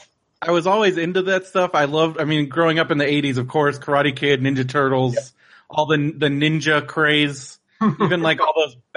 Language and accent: English; San Diego, California, United States; also born or lived in Orange County, California; I grew up in San Diego, but I also lived in Orange County for a long time. I mean, I lived right next to Knott's Berry Farm for a while.